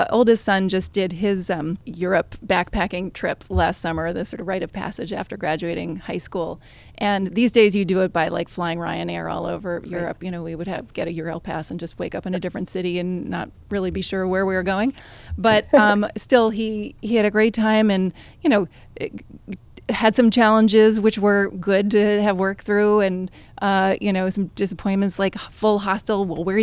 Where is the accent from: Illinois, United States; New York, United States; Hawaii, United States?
New York, United States; Manhattan; I grew up with an overriding sense of FOMO because I grew up here in Manhattan, fairly privileged environment